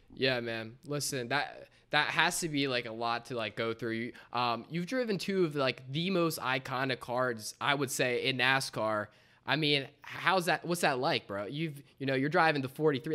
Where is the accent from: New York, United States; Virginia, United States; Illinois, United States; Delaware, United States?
Delaware, United States; we're Delaware, we're from Delaware